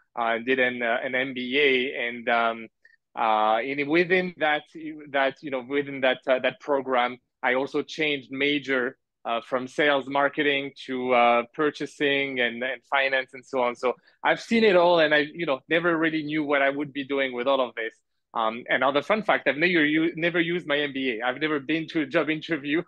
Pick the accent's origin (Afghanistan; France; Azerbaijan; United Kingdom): France; moved away as an adult; also born or lived in Montreal, Canada / Canada; now in Malaysia; I was born in Canada in Montreal, my parents are from Algeria, and I grew up in France